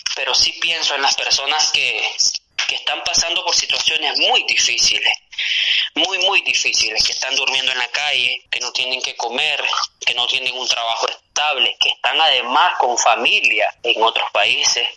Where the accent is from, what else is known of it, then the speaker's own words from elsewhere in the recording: San Rafael del Norte, Jinotega, Nicaragua; moved away as an adult; also born or lived in León, Nicaragua; Yo nací en San Rafael del Norte, Guinotea, el 5 de septiembre del 93. Ese es mi origen. Ahí estudié primaria, ahí estudié secundaria